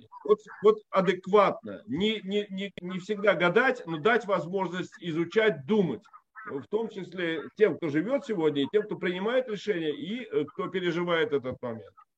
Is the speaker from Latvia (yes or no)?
yes; Riga, Latvia; moved away as an adult; я вот, например, рижанин. Я 17 лет родился и прожил в Латвии